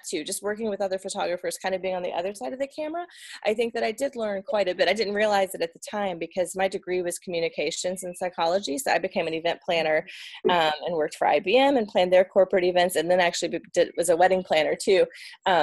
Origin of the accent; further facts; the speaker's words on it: Atlanta, Georgia, United States; moved away as an adult; now in Northern Virginia, United States; So we're originally from Atlanta, Georgia, and then we live in Northern Virginia outside of DC